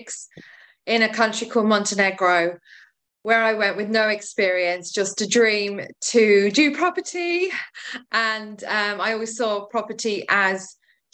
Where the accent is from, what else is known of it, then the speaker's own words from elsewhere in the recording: Ireland; also born or lived in West Sussex; now in Brighton, United Kingdom; I'm Irish and my mother cleaned stately homes